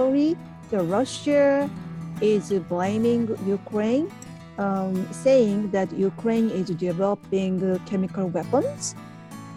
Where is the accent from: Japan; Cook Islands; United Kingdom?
Japan; from Japan